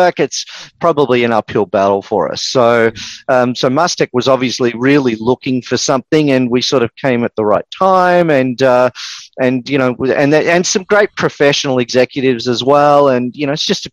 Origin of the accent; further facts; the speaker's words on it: Melbourne, Victoria, Australia; accent: Australian; also born or lived in east coast of the USA; now in United States; I'm actually originally from Melbourne